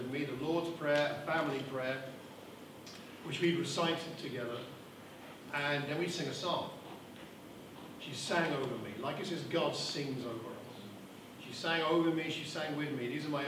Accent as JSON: {"language": "English", "town": "Luton", "region": "East of England", "country": "United Kingdom", "tie": "born or raised there", "said": "I was born in Luton 58 years ago"}